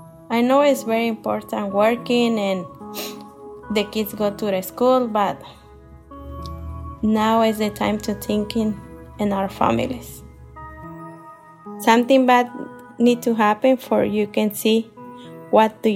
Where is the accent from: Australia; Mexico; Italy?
Mexico; Michoacán; English is a second language; now in Columbus, United States; I'm from Michoacán, Mexico. I'm living in Columbus, Ohio more than 20 years.